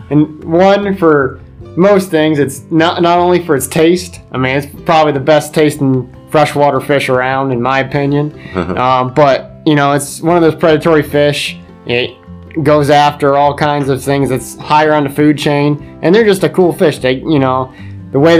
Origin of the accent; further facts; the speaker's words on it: Susquehanna County, Pennsylvania, United States; I grew up here in Susquehanna County